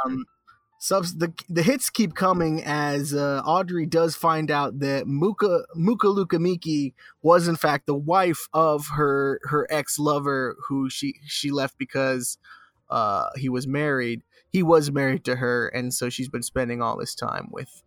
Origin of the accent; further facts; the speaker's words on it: Sarasota, Florida, United States; my hometown.